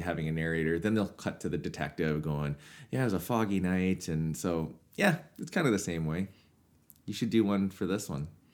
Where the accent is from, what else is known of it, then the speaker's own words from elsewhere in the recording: Swift Current, Saskatchewan, Canada; in Swift Current, my hometown.